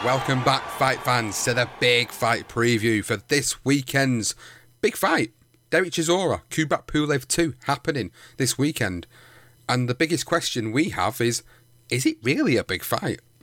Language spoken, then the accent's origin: English; United Kingdom; as a Brit